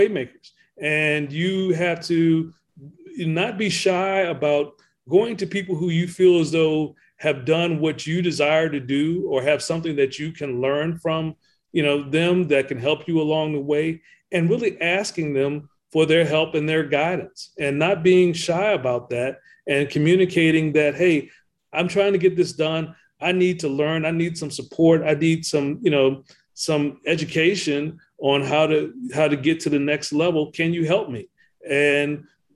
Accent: Ettrick, Virginia, United States; growing up around Virginia State University, and it really is there in Ettrick, Virginia, which is where I come from.

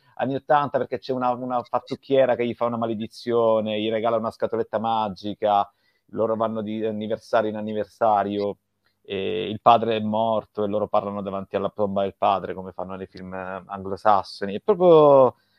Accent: Sicily, Italy; io sono siciliano

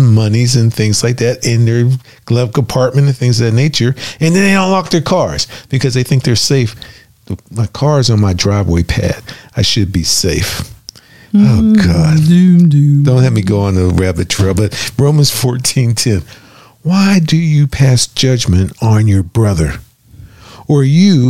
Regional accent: Pittsburgh, Pennsylvania, United States; also born or lived in Florida; now in Oklahoma, United States; We're from Pittsburgh. We grew up with cloudy skies and pollution

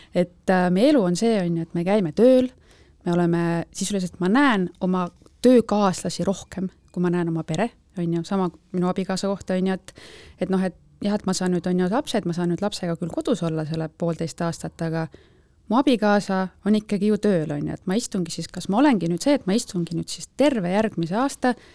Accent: Viljandi, Viljandi County, Estonia; now in Tallinn, Estonia; elan Tallinnas, algselt olen pärit Viljandist

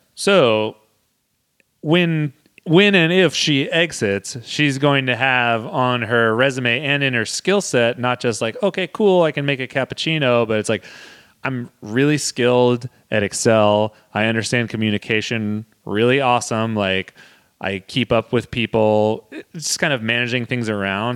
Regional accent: Modesto, California, United States; my hometown of the Modesto

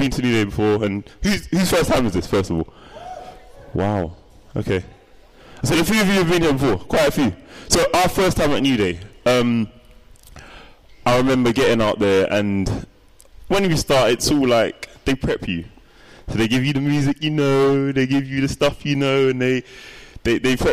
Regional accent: London, United Kingdom; born or raised there

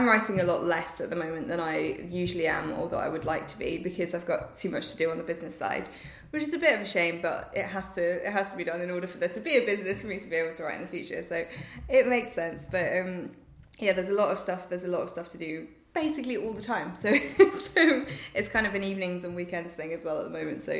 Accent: Nottingham, East Midlands, United Kingdom; moved away as an adult; I was in Nottingham at the time, so I'd gone home to my hometown for a year because I missed my family.

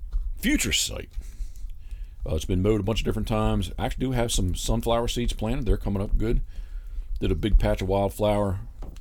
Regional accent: Havre de Grace, Maryland, United States; moved away as an adult; I don't currently live in the area, but I was born in Haverty Grace

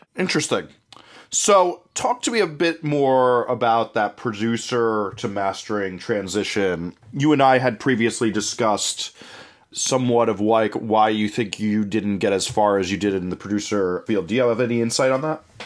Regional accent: New Jersey, United States; growing up in New Jersey

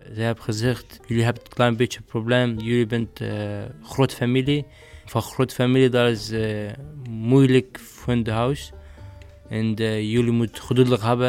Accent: Syria; Dutch is a second language; moved away as an adult; now in Utrecht, Netherlands; ik ben 21 jaar oud, ik kom van Syrië

